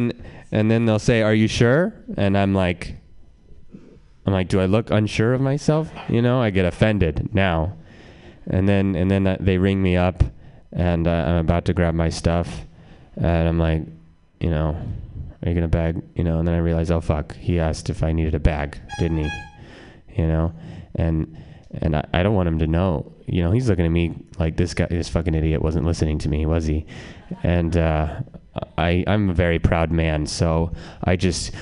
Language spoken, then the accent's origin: English; Reno, Nevada, United States; now in San Francisco, United States; I like being from Reno